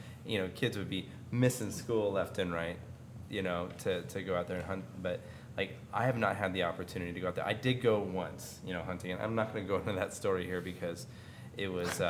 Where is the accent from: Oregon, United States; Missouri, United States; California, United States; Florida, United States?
Oregon, United States; Clatskanie; And I grew up in Clatskanie, Oregon, where...